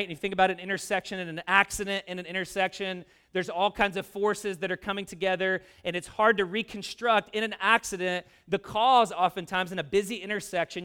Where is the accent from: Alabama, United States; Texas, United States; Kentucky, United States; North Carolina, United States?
Kentucky, United States; Louisville; moved away; I'm a kid that grew up in a working class neighborhood in the South. I'm from Louisville, Kentucky